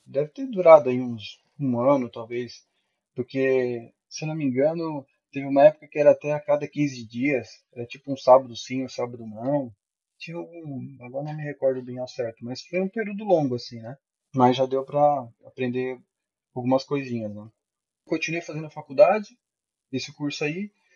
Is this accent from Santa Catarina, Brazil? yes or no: yes; Araranguá, Santa Catarina, Brazil; eu sou de Santa Catarina, né? Araranguá, Santa Catarina